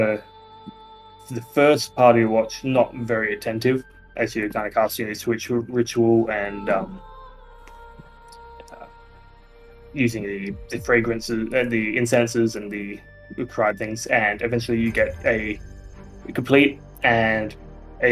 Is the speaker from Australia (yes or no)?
yes; Australia; we're Australian